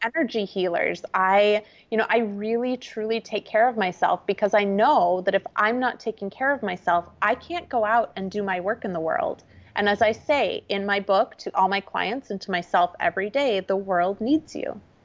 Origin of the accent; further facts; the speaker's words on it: small town Minnesota, United States; I'm a Midwesterner. I grew up in small town Minnesota